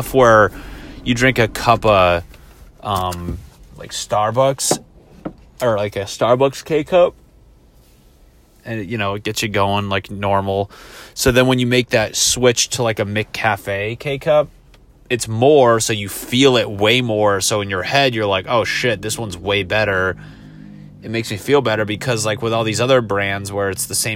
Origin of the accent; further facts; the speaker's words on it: East Coast, United States; I grew up on the East Coast.